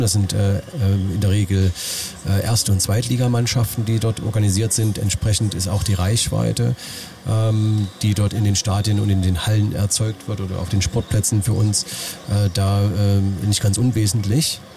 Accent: Leipzig, Saxony, Germany; Als Leipziger

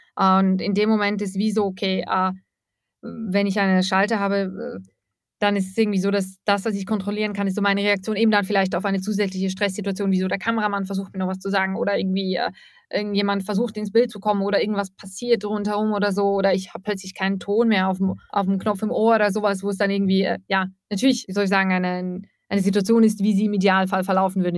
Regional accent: Eastern Switzerland, Switzerland; moved away as an adult; now in Russia; ich komme aus der Ostschweiz. Ich habe sehr lange in einem Ort gelebt in der Ostschweiz

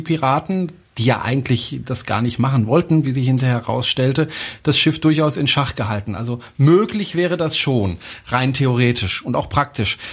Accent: France; German is a second language; moved away; ich bin Franzose

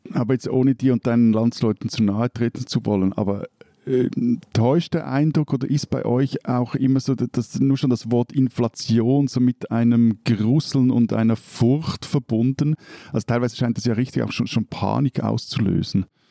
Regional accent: Switzerland; bei uns in der Schweiz

